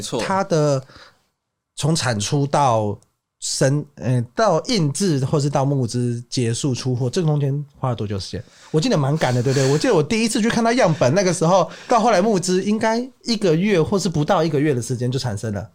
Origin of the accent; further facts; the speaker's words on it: Kaohsiung, Taiwan; moved away as an adult; now in Taipei, Taiwan; 我， 我高雄人